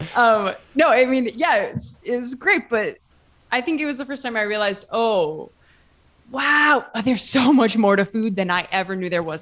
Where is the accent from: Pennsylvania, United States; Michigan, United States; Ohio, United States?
Ohio, United States; moved away as an adult; now in Italy; I'm from Ohio, um, small town in Ohio, and lived in Ohio my whole life, went to college also in Ohio